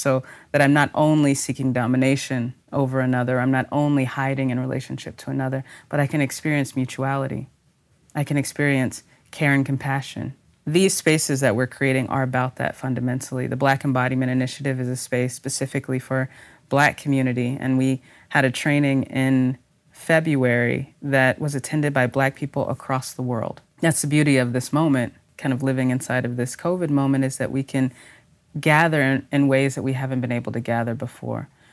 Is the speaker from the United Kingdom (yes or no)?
no; Texas, United States; I'm a Texan in particular